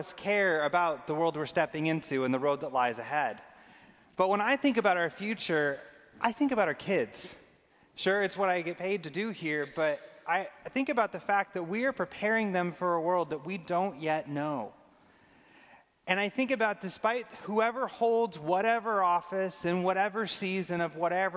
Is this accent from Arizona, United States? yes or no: yes; Arizona, United States; I grew up in Arizona